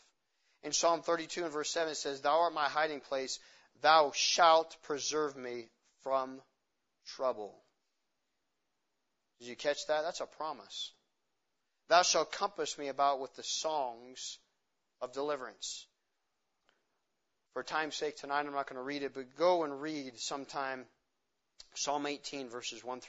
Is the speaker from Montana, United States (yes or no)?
yes; Montana, United States; I'm from Montana